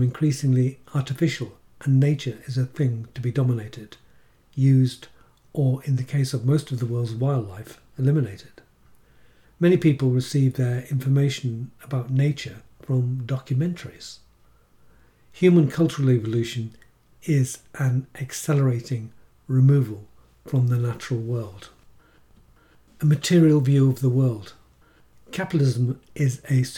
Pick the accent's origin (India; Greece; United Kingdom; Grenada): United Kingdom; England; accent: Irish; also born or lived in Ireland; Although born in England, when I returned to it with my parents at the age of five, I had an Irish accent and was treated as Irish in an English working class area. I grew up therefore with two realities inside of me